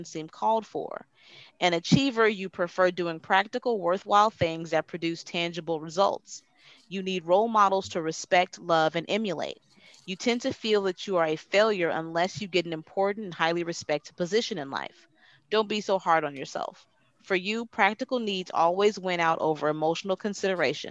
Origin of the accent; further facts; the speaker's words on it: Torrance, California, United States; I was born in Torrance